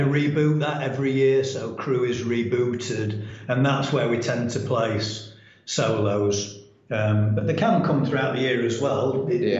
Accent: Doncaster, Yorkshire and the Humber, United Kingdom; I was born in Doncaster um, and raised in Doncaster, and I went to school in Doncaster. I now live in Doncaster

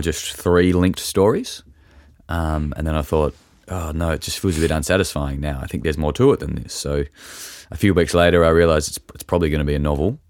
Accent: Tasmania, Australia; I grew up in Tasmania and I've lived in different parts of it

